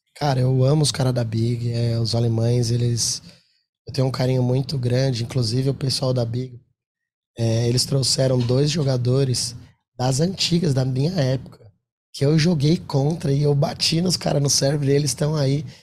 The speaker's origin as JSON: {"language": "Portuguese", "country": "Brazil", "said": "a gente é brasileiro"}